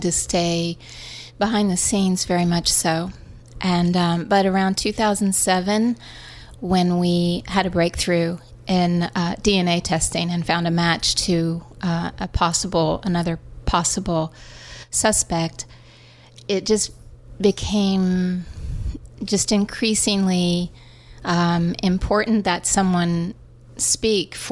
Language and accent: English; West Virginia, United States; now in New York, United States; as a kid growing up in West Virginia